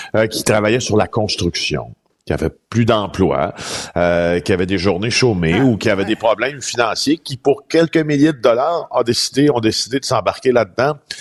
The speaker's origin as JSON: {"language": "French", "area": "Témiscamingue", "region": "Quebec", "country": "Canada", "tie": "born or raised there", "said": "dans mon patelin natal, des Témiscamingue"}